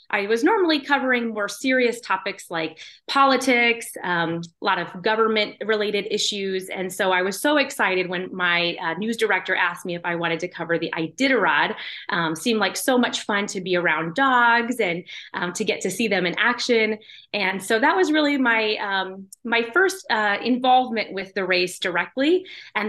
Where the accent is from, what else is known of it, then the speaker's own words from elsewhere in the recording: Anchorage, Alaska, United States; So I'm from Alaska. I grew up in Anchorage